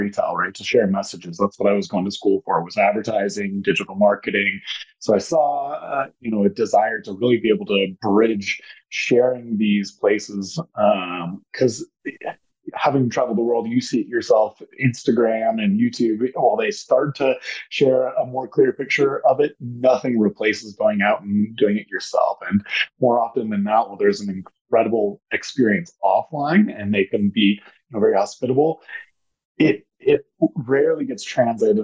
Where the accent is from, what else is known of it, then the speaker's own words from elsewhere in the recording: Denver, Colorado, United States; I'm from Denver, Colorado, local and loyal